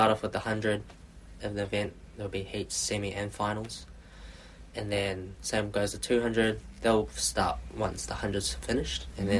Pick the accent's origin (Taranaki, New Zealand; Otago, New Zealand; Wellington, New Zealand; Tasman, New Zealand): Otago, New Zealand; Queenstown; moved away as an adult; also born or lived in Invercargill; now in Auckland, New Zealand; So I grew up in Queenstown. I was born in Invercargill, down south. Went to primary school, high school, all in Queenstown as well